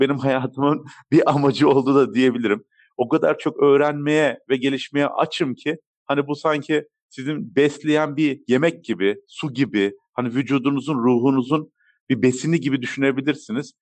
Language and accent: Turkish; Turkey; also born or lived in Germany; Almanya doğum, Türkiye'de okul, İstanbul Teknik Üniversitesi uçak mühendisliğini bitirmekte